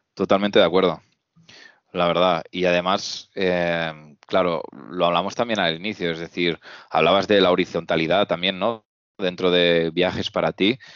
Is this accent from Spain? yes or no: yes; Reus, Catalonia, Spain; los dos somos, somos Reusengs